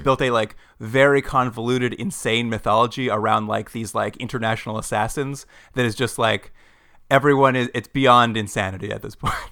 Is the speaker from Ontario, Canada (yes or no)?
no; Edmonton, Alberta, Canada; in Edmonton, my hometown